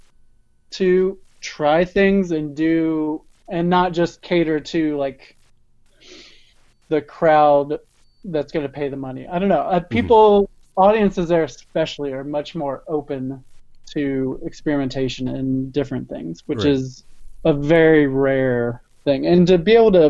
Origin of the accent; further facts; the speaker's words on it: Indiana, United States; I grew up in the Midwest. I grew up in Indiana